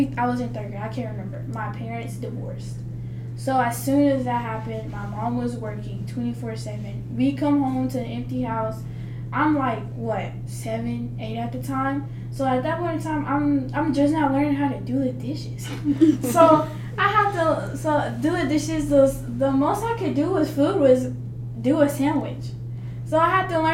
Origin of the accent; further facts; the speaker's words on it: Fordyce, Arkansas, United States; accent: Southern; moved away as an adult; I am from the South. My accent is way stronger than up here